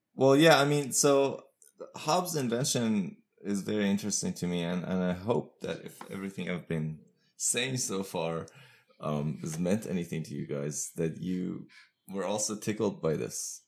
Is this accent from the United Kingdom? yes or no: no; Iran; also born or lived in United States; now in Pittsburgh, United States; I'm from Iran originally, but I've lived most of my adult life in the U S.